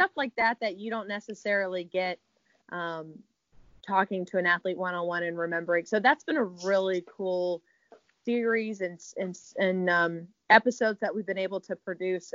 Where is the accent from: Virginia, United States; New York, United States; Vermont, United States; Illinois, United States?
Virginia, United States; Richmond; moved away as an adult; also born or lived in Tallahassee, Florida / Abilene, Texas; now in Arkansas, United States; I'm from Richmond, Virginia